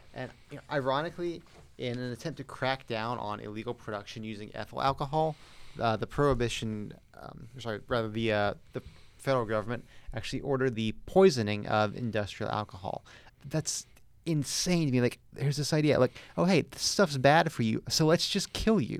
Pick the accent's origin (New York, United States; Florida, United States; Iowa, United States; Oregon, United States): Florida, United States; the Southern part of; Parts of Florida are the South, parts of it are not. I am from the Southern part.